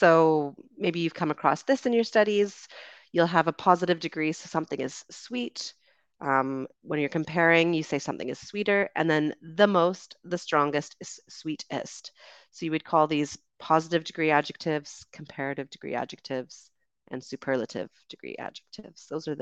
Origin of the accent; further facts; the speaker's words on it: Canada; also born or lived in United Kingdom; So I am Canadian and British. So I am a Canadian and British citizen.